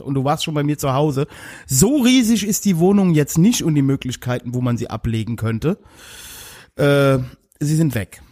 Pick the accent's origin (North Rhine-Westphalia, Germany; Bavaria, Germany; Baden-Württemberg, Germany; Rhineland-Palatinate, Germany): Rhineland-Palatinate, Germany; Mainz